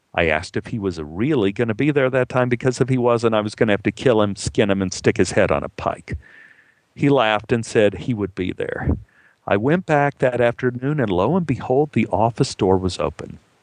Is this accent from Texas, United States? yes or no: yes; Dallas, Texas, United States; moved away as an adult; now in Los Angeles, United States; my hometown in Dallas